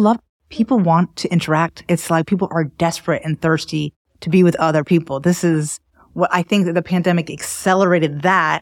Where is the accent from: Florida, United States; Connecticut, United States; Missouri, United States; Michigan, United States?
Florida, United States; Miami; also born or lived in New York City / Paris / Barcelona; now in Raleigh, United States; I grew up in Miami where there was a lot of that.